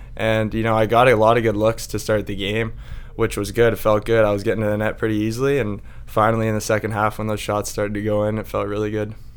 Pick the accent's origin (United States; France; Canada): Canada; Victoria, British Columbia; I grew up in Victoria